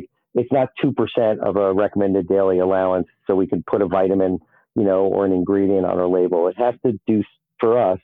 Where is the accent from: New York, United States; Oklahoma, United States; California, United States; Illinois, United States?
New York, United States; New York City; as a New Yorker, where we're always walking around, we're always in a rush